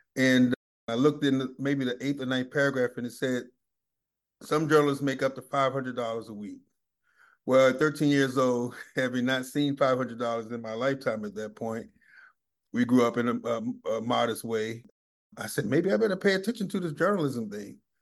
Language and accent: English; Washington, District of Columbia, United States; now in Atlanta, United States; I grew up in Washington, D C